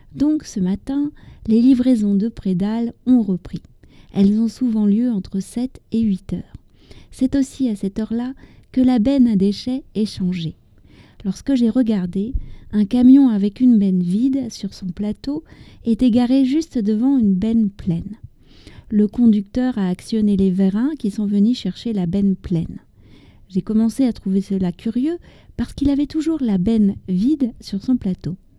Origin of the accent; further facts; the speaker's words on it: France; also born or lived in near Paris; je suis française, j'habite près de Paris